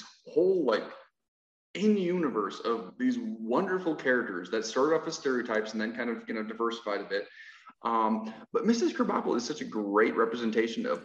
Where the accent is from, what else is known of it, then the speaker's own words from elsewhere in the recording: Illinois, United States; growing up in Illinois